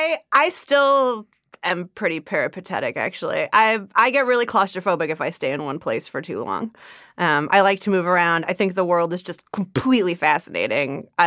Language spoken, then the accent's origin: English; California, United States; I grew up in the Bay Area.